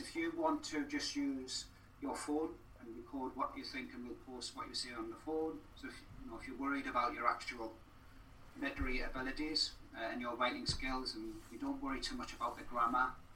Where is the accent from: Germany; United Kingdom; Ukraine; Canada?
United Kingdom; Newcastle upon Tyne, North East England; moved away as an adult; also born or lived in Wales; now in Cardiff, United Kingdom; I've been here longer than I have been uh, in Newcastle, where I grew up